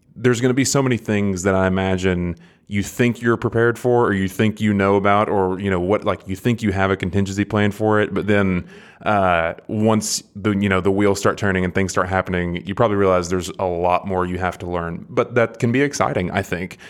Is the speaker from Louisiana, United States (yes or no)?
no; Athens, Tennessee, United States; I'm from about an hour up the road. I don't know if you're familiar with Athens